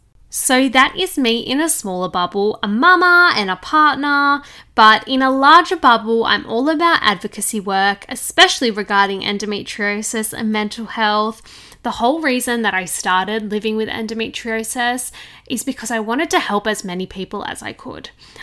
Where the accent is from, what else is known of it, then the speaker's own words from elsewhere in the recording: Sydney, New South Wales, Australia; I'm 27 from Sydney, Australia.